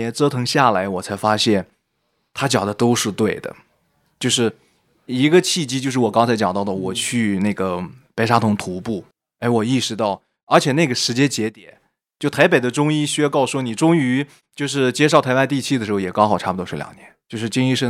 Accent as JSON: {"language": "Chinese", "region": "northern China", "country": "China", "said": "我是一个北方人，飘到南方去，你怎么样去重新去链接到当地的土壤，你自己的安身立命怎么去存在？"}